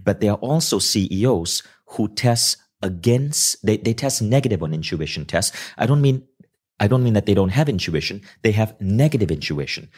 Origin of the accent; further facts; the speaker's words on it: Kuala Lumpur, Malaysia; growing up in Kuala Lumpur